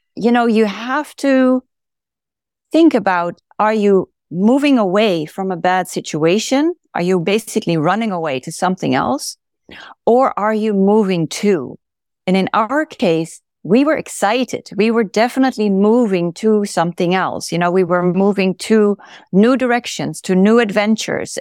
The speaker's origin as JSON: {"language": "English", "country": "Netherlands", "also_born_or_lived": "California", "moved": "as an adult", "lives_now": "Oregon, United States", "said": "I am originally from the Netherlands, and that's where I went to medical school"}